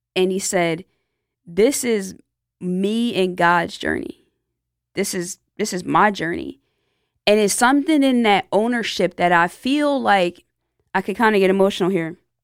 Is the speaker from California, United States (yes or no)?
no; Lawnside, New Jersey, United States; my hometown, Lawnside, New Jersey